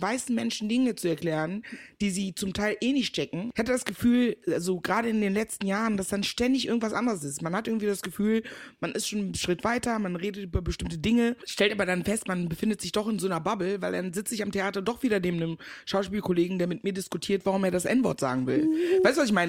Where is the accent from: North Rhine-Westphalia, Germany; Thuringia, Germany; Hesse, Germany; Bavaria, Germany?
North Rhine-Westphalia, Germany; Meckenheim; also born or lived in Ghana; Also, ich bin geboren in Ghana, seit meinem vierten Lebensjahr aber in Deutschland. Ich bin in der wunderschönen Stadt Meckenheim bei Bonn groß geworden so NRW e halt, ne?